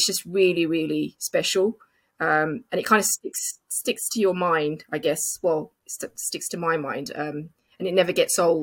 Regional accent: London, United Kingdom; it's my hometown.

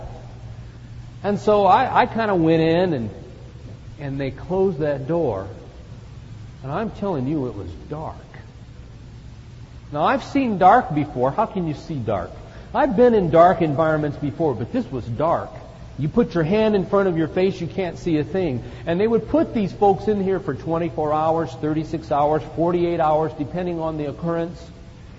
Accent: Phoenix, Arizona, United States; I come from Phoenix, Arizona. I come from the desert.

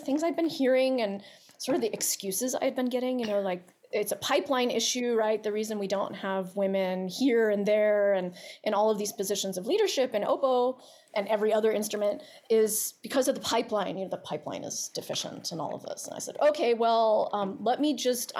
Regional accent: Baltimore, Maryland, United States; I'm from Baltimore

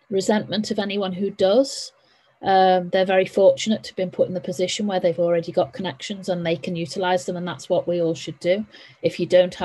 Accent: Liverpool, North West England, United Kingdom; also born or lived in Essex / Chester; I was born and grew up in Liverpool.

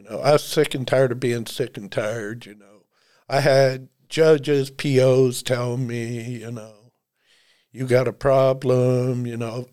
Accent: Dennison, Ohio, United States; I was born and raised in Denison, Ohio

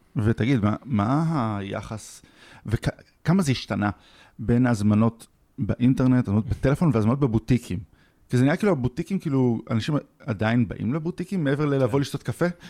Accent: Israel; אנחנו ישראלים

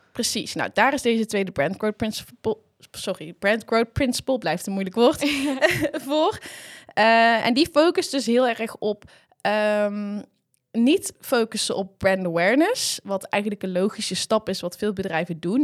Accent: Hapert, North Brabant, Netherlands; ik kom eh, eigenlijk uit een klein boerendorpje, Hapert

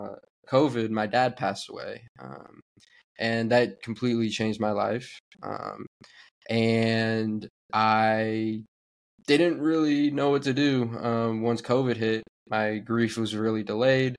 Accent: Bay Area, California, United States; I'm from the Bay Area. Grew up rooting Bay Area.

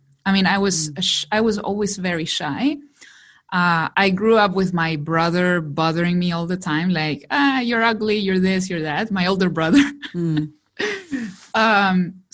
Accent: Chile; English is a second language; me who comes from Chile? English is my second language.

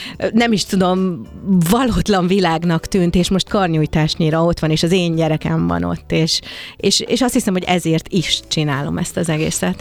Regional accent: Hungary; mert magyar vagyok, és jó volt magyarnak lenni a világban

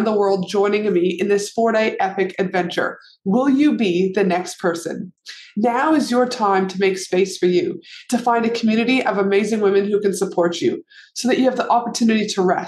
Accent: Alberta, Canada; now in Australia; I live in Australia, but I'm from Canada. So we, you know, Alberta specifically.

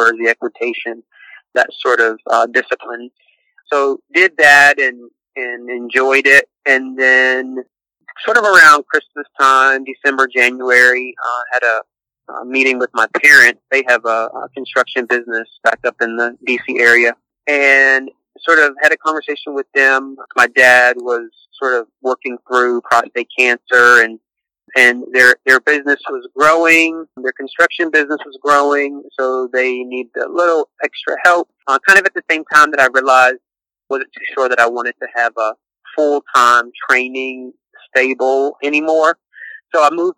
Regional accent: just outside of D.C., Maryland, United States; moved away as an adult; now in Aberdeen, North Carolina, United States; I grew up in Maryland, just outside of D.C.

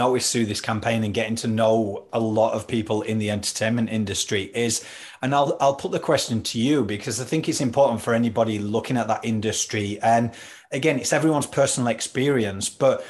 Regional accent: Yorkshire and the Humber, United Kingdom; accent: Yorkshire; now in Australia; I'm obviously from Yorkshire and I can't lose the accent. Like, so it's a little bit mixed between Australian and Yorkshire, but that's all right.

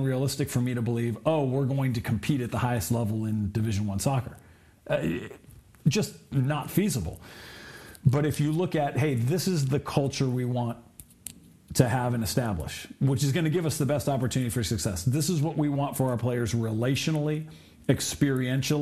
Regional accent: Southern California, United States; growing up in Southern California

